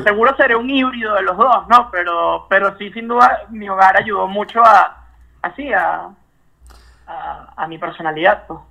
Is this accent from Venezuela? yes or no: yes; Caracas, Capital District, Venezuela; moved away; los caraqueños, porque yo nací en Caracas